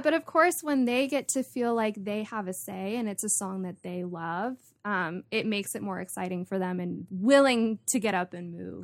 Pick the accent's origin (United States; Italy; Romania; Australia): United States; Santa Barbara, California; I was born and raised here in Santa Barbara